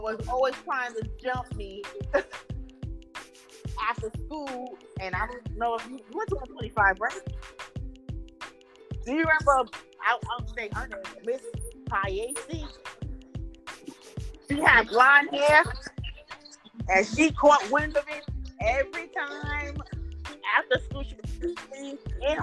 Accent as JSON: {"language": "English", "town": "New York City", "region": "New York", "country": "United States", "tie": "born or raised there", "said": "Growing up in Castle Hill Projects"}